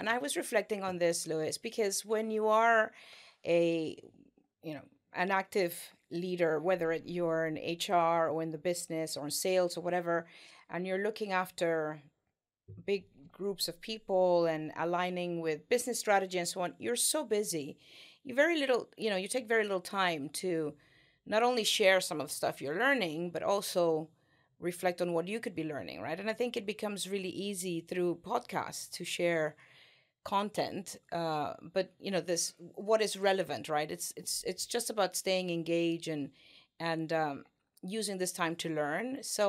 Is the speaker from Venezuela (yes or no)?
yes; Venezuela; moved away as an adult; now in United Kingdom; Originally, I'm actually from South America. I was born in Venezuela and had my beginnings there. I grew up and went to school there